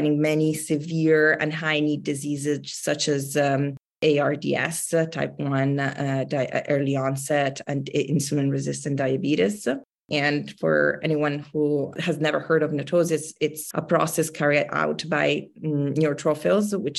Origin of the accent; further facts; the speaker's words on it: Milan, Lombardy, Italy; moved away as an adult; now in Bay Area, United States; I was based in Milan. I grew up in Italy and I am now based in the United States in the Bay Area.